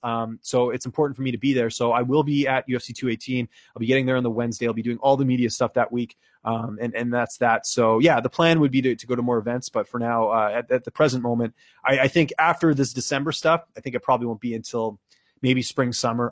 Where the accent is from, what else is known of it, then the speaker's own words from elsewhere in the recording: Vancouver, British Columbia, Canada; moved away as an adult; also born or lived in Ottawa; now in Toronto, Canada; I'm a Canucks fan because I grew up there